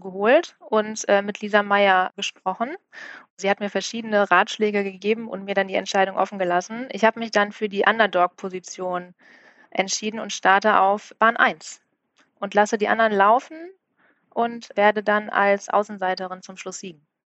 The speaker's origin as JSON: {"language": "German", "town": "Bielefeld", "region": "North Rhine-Westphalia", "country": "Germany", "tie": "born or raised there", "moved": "as an adult", "lives_now": "Hamburg, Germany", "said": "seit 2013 auch in Hamburg, komme gebürtig aus Bielefeld"}